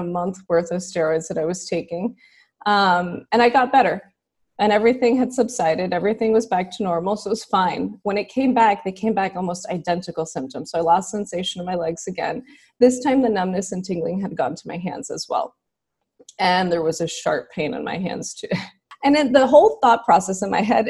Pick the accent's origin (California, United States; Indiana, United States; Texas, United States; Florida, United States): Texas, United States; Houston; I'm from Houston, so I'm a native Houstonian